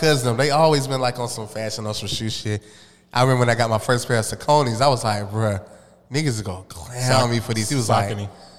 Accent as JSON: {"language": "English", "town": "Atlanta", "region": "Georgia", "country": "United States", "tie": "born or raised there", "said": "I'm originally from Atlanta, Boulevard"}